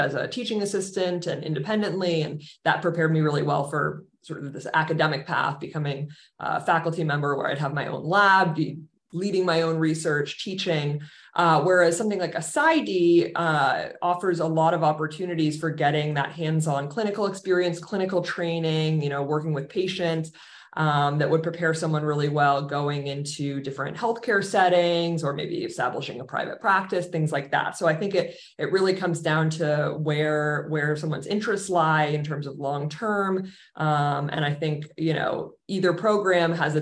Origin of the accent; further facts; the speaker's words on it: Boston, Massachusetts, United States; moved away as an adult; I grew up in the Boston area